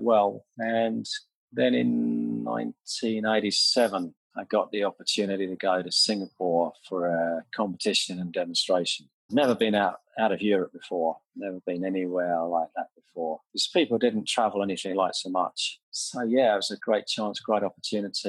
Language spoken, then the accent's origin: English; Sutton, London, United Kingdom; I was born in St. Helier Hospital, and sort of around Sutton Carshalton is where my family come from.